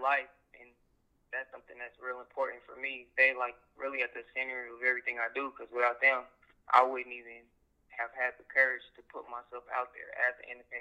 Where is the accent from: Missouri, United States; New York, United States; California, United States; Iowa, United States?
Missouri, United States; Kansas City; I'm from Kansas City, Missouri, of course, specifically South Kansas City, Grandview area.